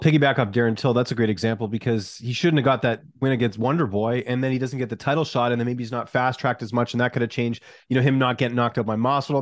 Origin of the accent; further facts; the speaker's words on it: Canada; I'm Canadian